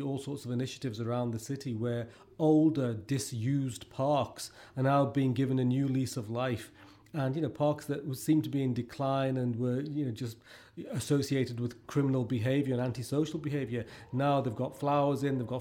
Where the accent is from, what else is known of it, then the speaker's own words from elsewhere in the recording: Liverpool, North West England, United Kingdom; I grew up in Liverpool in the 80s